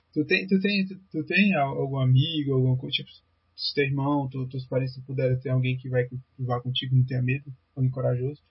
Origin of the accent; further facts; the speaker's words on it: Fortaleza, Ceará, Brazil; Eu sou de, a gente é de Fortaleza